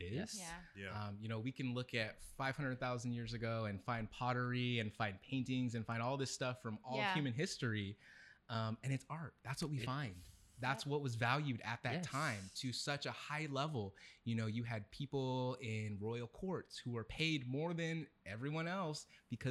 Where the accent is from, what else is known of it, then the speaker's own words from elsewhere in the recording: Vallejo, California, United States; moved away as an adult; now in Sacramento, United States; growing up in Vallejo